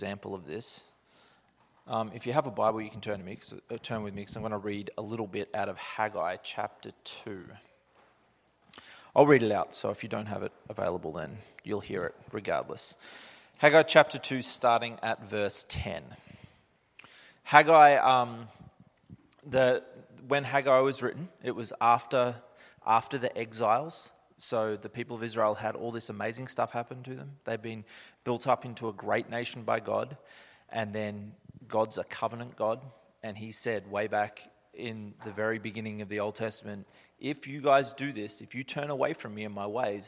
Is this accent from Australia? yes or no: yes; Australia; moved away as an adult; now in Canada; I'm from Australia. I've been upside down my whole life.